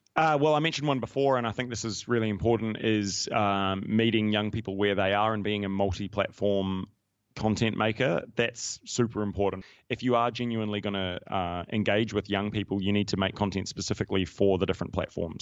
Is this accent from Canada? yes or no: no; New Zealand; moved away as an adult; also born or lived in United Kingdom; now in Australia; I grew up in New Zealand